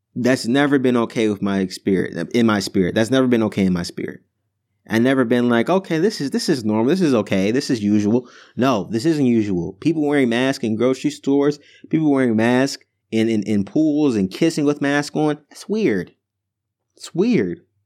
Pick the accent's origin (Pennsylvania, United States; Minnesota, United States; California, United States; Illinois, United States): Illinois, United States; Chicago; moved away as an adult; also born or lived in New Jersey; I go to school in New Jersey, and I'm from Chicago